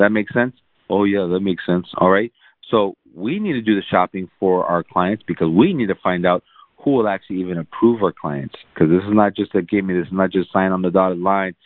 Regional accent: San Antonio, Texas, United States; also born or lived in South Korea; ever since I was about 6 months old or something, I grew up, you know, we lived in San Antonio

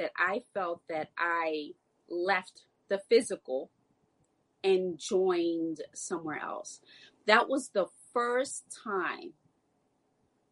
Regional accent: New York City, New York, United States; growing up in New York City, West African dance was definitely what most of us grew up

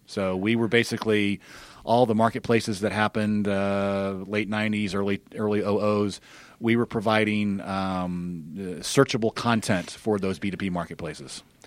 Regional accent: Birmingham, Alabama, United States; moved away as an adult; also born or lived in California; I grew up in Birmingham near, nearby

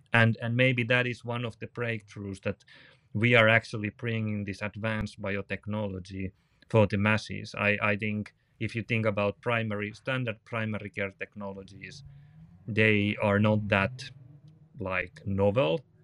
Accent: Finland; from Finland

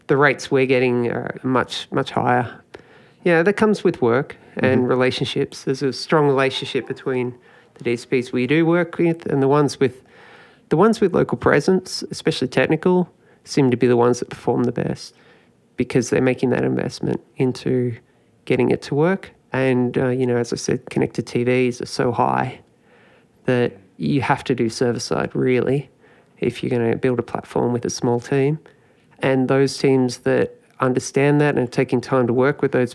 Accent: Australia; we're Australian

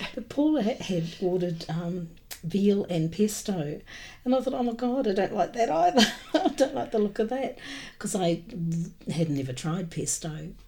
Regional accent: New Zealand; moved away; I was always um, brought up in New Zealand

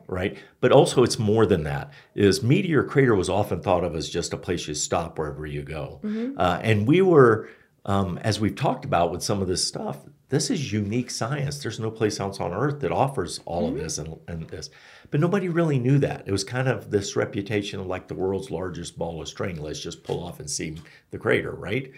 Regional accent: Florida, United States; now in Flagstaff, United States; I'm from Florida

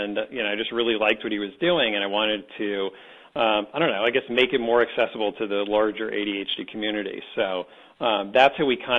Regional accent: New Jersey, United States; someone who grew up in New Jersey outside of New York City

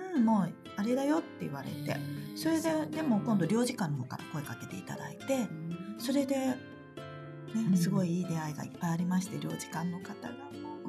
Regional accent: Japan; now in Shanghai, China; 私母親日本人

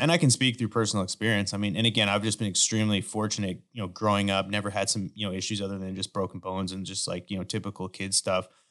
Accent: Canada; now in United States; I grew up in Canada

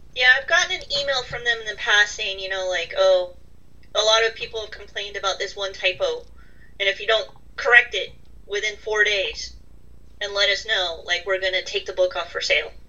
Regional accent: California, United States; also born or lived in Ireland; now in Massachusetts, United States; I grew up in California

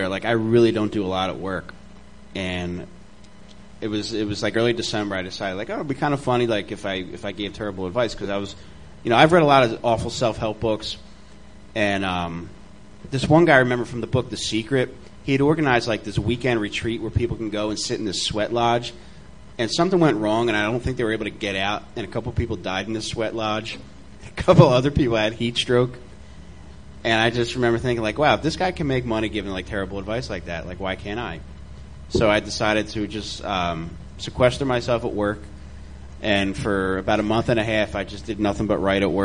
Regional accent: Delaware County, Pennsylvania, United States; I'm from Delaware County

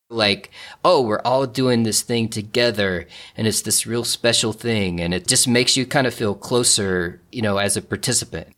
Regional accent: Alum Creek, United States; moved away; The big thing in my hometown of Alum Creek is every July we have the Alum Creek pig roast

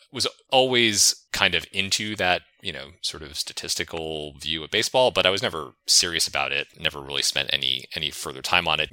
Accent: New England, United States; I grew up in New England

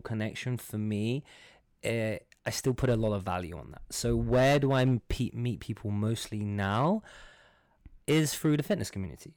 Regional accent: London, United Kingdom; moved away as an adult; now in Dubai, United Arab Emirates; I'm from London. I'm from Iranian descent

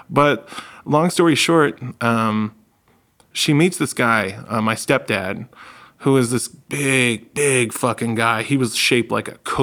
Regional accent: New England, United States; We're from the Northeast, like New England

